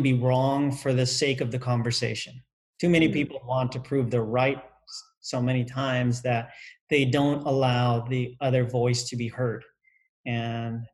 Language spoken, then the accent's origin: English; United States; my parents, born in another country, I was raised in the United States